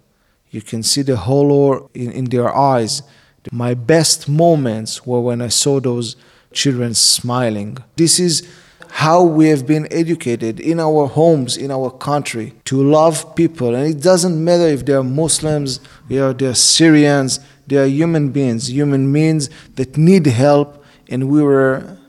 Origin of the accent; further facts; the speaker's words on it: Israel; As an Israeli person who was born and raised in the State of Israel, we have always understood that we had enemies on our borders.